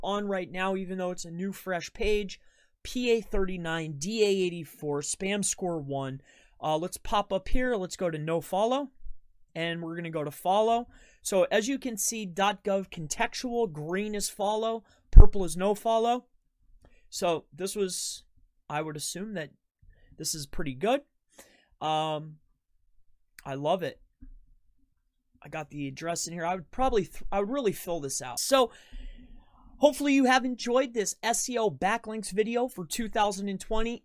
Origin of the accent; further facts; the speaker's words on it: Florida, United States; moved away; I'm originally from Florida.